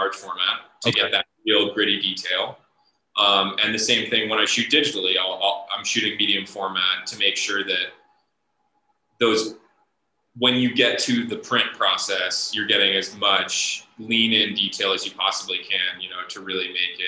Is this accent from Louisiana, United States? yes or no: no; Ohio, United States; I grew up in Ohio for the most part.